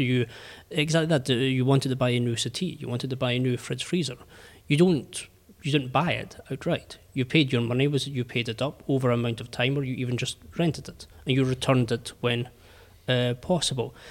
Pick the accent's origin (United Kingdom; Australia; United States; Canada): United Kingdom; I'm British